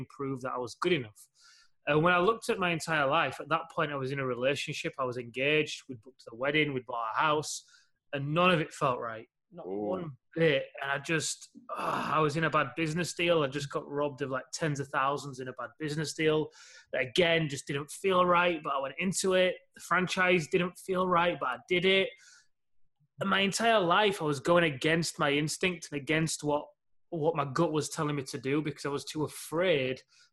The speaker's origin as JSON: {"language": "English", "town": "Leeds", "region": "Yorkshire and the Humber", "country": "United Kingdom", "said": "UK, Leeds, a couple of hours north of your homeland"}